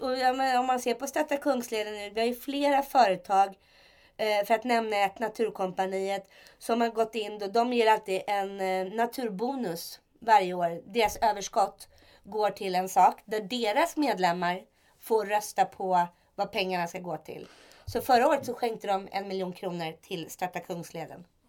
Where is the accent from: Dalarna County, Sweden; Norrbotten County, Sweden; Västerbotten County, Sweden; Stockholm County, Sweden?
Stockholm County, Sweden; Stockholm; Jag är uppvuxen i Stockholm